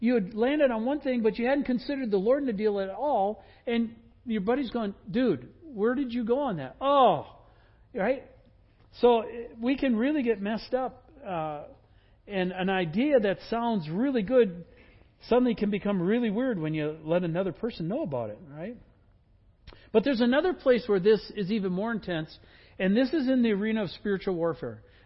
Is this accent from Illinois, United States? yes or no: no; Wisconsin, United States; I grew up in Wisconsin